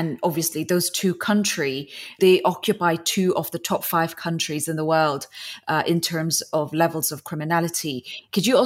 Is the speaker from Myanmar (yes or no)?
yes; Myanmar; I come from Myanmar